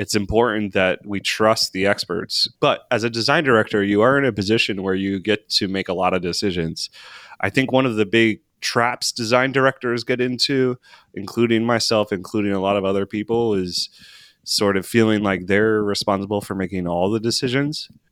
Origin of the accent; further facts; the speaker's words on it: Maryland, United States; now in Seattle, United States; I'm from Maryland